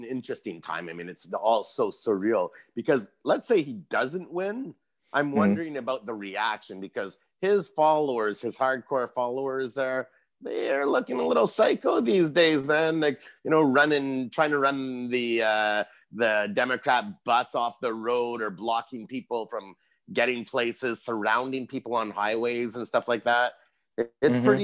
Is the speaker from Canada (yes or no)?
yes; Canada; being Canadian